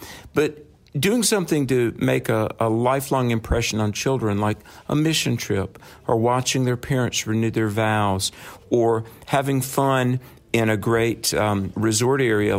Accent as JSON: {"language": "English", "region": "North Carolina", "country": "United States", "tie": "born or raised there", "said": "North Carolina, which is my home state"}